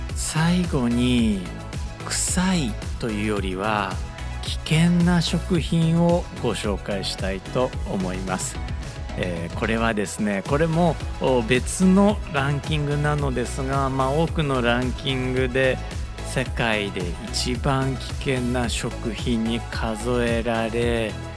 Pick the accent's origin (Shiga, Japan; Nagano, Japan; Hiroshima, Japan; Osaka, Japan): Osaka, Japan; 大阪出身なので